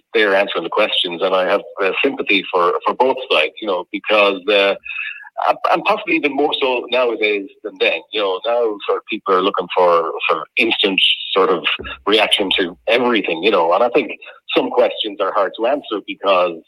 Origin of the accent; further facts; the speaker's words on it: Westport, Connacht, Ireland; I'm originally from Westport in Mayo